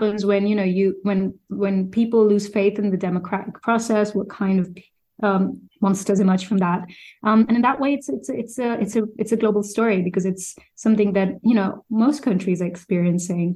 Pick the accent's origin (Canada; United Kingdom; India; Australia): India; Uttar Pradesh; also born or lived in Delhi; I'm from North India, I spent, you know, I'm from UP, and I spent all my early aughts in Delhi as a journalist